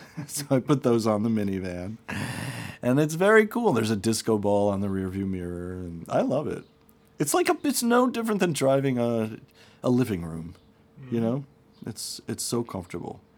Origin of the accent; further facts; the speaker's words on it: Short Hills, New Jersey, United States; moved away as an adult; also born or lived in New York City / Brooklyn; I grew up in Short Hills, a town famous for a shopping mall.